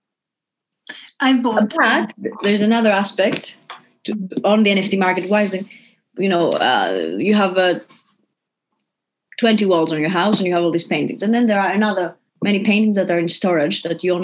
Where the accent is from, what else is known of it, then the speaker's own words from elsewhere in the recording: Greece; now in New York, United States; I'm from Greece